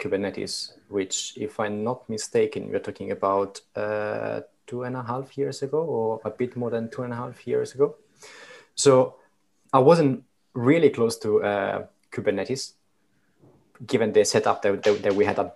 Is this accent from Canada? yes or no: no; Italy; accent: Italian; English is a second language; now in London, United Kingdom; I'm Italian, so also my accent is not ideal.